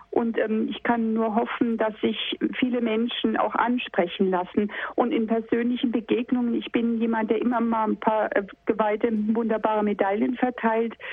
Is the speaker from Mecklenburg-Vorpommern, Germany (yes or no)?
no; Berlin, Germany; now in Munich, Germany; Ich komm, äh, ich kam aus Berlin, ich war in mhm. Berlin dabei